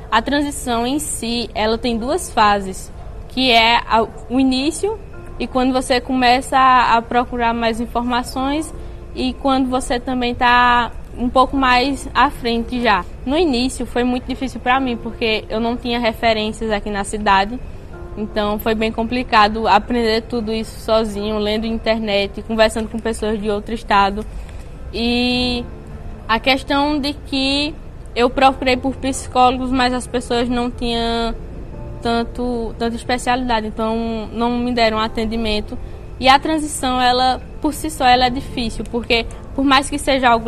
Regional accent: Santa Cruz do Capibaribe, Pernambuco, Brazil; tenho 19 anos, sou de Santa Cruz do Capibaribe.

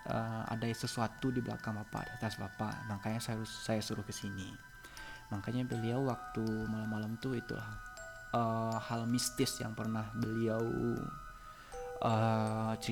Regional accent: Payakumbuh, West Sumatra, Indonesia; kalau pengalaman … kan orang Payakumbuh Payakumbuh dekat dari Gunung Sago. Kami orang Payakumbuh memiliki sebuah mitos

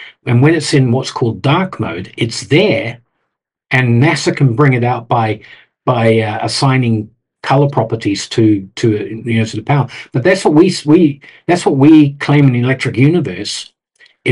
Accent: New Zealand; moved away; I'm from New Zealand originally

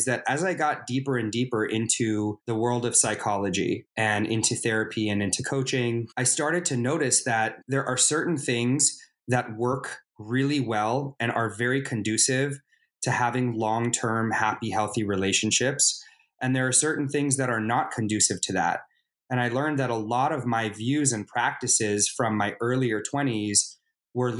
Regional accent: Los Angeles, California, United States; I am from Los Angeles, California. I live in Los Angeles, California. I've been told I'm a bit of a unicorn because apparently there aren't a lot of people who are actually from LA, but I'm one of them.

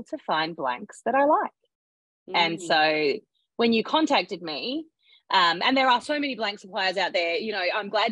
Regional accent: Western Australia, Australia; moved away as an adult; also born or lived in Perth; now in Sydney, Australia; I'm from West Australia.

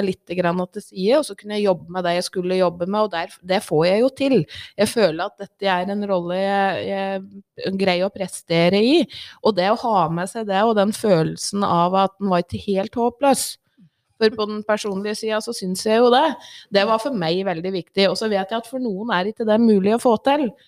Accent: Ringsaker, Innlandet, Norway; Jeg vokste opp i Ringsaker, bodde der hele livet. Eh, og midt på 80-tallet så var det jo litt kronglete tider i Ringsaker.

